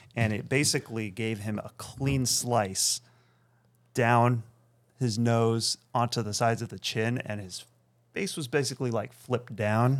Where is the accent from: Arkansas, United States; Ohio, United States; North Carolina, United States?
Ohio, United States; Akron; also born or lived in Beersheba, Israel; now in Chicago, United States; I grew up in Akron, Ohio